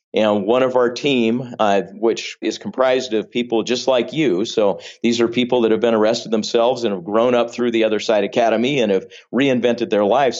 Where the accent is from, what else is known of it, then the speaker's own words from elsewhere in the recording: Vallejo, California, United States; raised primarily in Northern California